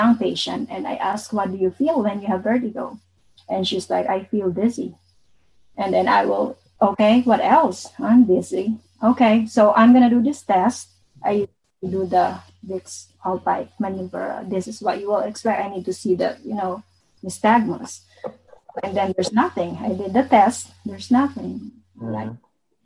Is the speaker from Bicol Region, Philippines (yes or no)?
yes; Bicol Region, Philippines; I'm from Bicol